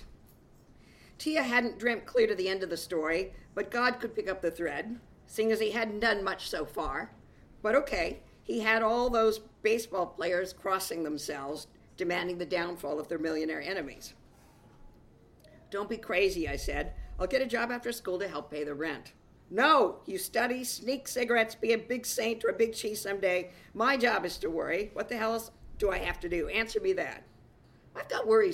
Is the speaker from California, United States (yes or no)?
yes; California, United States; I'm from California